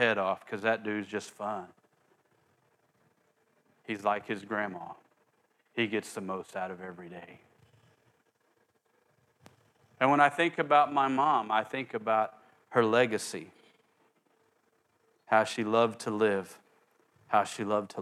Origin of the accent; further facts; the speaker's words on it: Oklahoma, United States; where I grew up in Oklahoma